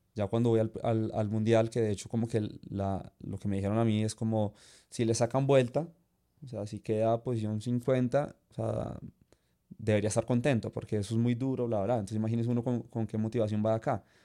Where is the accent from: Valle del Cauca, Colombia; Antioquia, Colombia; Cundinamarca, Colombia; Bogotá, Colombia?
Cundinamarca, Colombia; Zipaquirá; soy de Zipaquirá